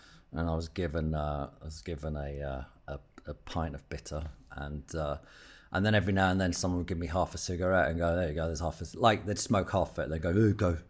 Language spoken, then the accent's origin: English; Hertfordshire, East of England, United Kingdom; also born or lived in London; I grew up in Hertfordshire, in like a little town out there.